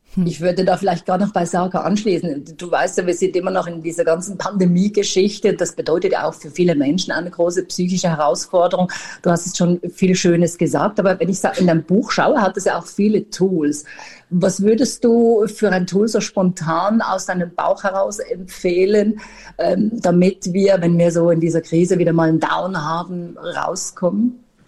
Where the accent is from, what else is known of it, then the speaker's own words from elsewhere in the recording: Switzerland; bei uns in der Schweiz